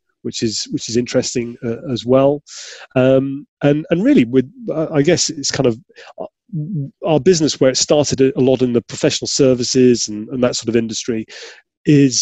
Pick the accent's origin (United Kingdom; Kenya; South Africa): United Kingdom; Yorkshire and the Humber; I grew up in Yorkshire